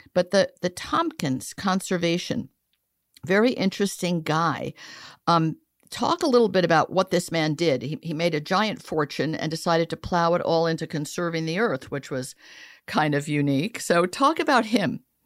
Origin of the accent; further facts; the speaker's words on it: Italy; moved away; I grew up a lot in Italy where circuses were paid for by the government